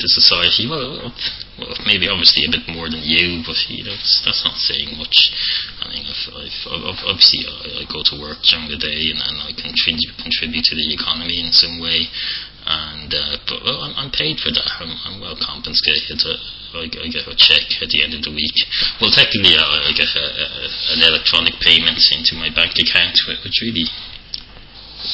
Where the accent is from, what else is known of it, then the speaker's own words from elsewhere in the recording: Ireland; accent: Irish; my Irish accent